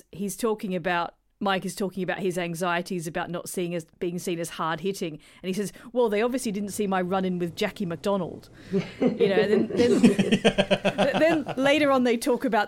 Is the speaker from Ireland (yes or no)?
no; South Australia, Australia